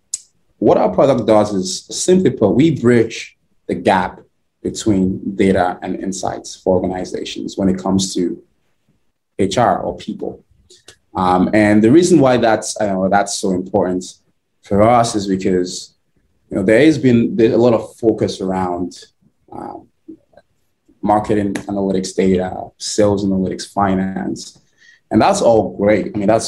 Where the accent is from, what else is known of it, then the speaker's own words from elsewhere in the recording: Nigeria; now in United States; So I am originally from Nigeria. Grew up in Nigeria. My early years and been in the US for over 10 years now.